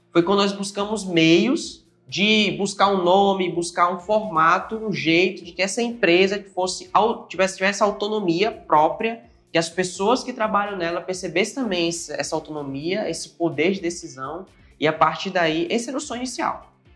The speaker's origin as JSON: {"language": "Portuguese", "town": "Altamira", "region": "Pará", "country": "Brazil", "moved": "as an adult", "lives_now": "Natal, Brazil", "said": "paraense da Gema, sou lá de Altamira e vim para cá para Natal mais ou menos uns seis anos"}